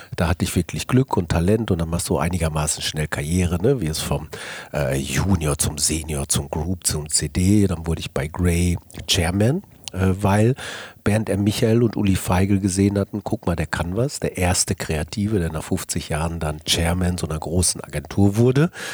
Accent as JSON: {"language": "German", "area": "Ruhr area", "region": "North Rhine-Westphalia", "country": "Germany", "tie": "born or raised there", "also_born_or_lived": "Cologne", "said": "Ich bin geboren im Kohlenpott 1963 äh, und das prägt dich. Das heißt, du hast schon Maloche gelernt und Kumpelmentalität"}